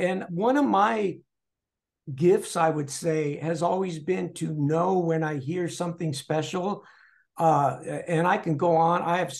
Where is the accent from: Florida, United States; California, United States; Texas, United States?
California, United States; San Gabriel; Yes, in the city of San Gabriel.